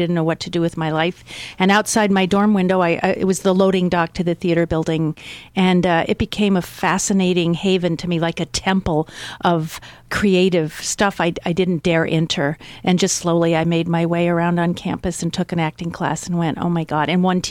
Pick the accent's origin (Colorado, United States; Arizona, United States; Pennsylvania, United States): Arizona, United States; also born or lived in New York; My mom's from Chicago, Midwest, meatloaf kind of stuff. But I grew up in Arizona in the 50s. There was no one there. It was very dry.